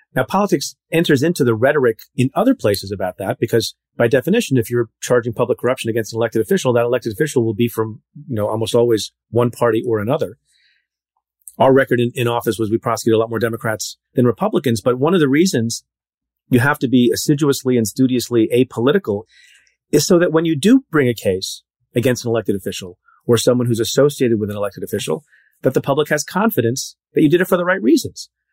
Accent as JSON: {"language": "English", "region": "central New Jersey", "country": "United States", "tie": "born or raised there", "also_born_or_lived": "India", "said": "there are not a lot of Indian people in central Jersey at the time"}